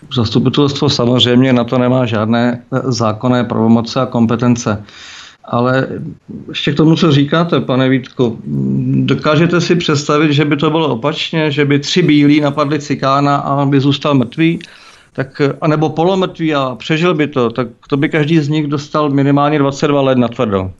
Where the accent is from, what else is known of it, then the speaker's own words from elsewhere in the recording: Czechia; Já jsem Čech a nestydím se za